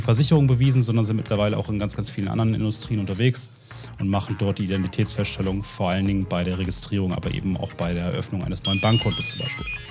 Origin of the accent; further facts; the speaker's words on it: the North, Northern Germany, Germany; Wir kommen ja beide äh, aus dem Norden, haben hier Frau und Kind